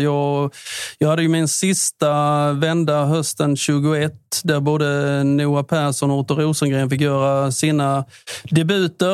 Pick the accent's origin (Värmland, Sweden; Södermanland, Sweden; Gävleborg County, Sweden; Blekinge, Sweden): Blekinge, Sweden; Listerlandet; vi är från Listerlandet